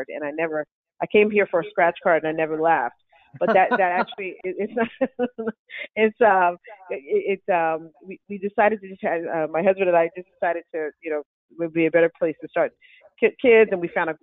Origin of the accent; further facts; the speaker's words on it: United States; moved away as an adult; also born or lived in New York City, United States; now in New Hampshire, United States; I was born and raised in the Philadelphia, South Jersey area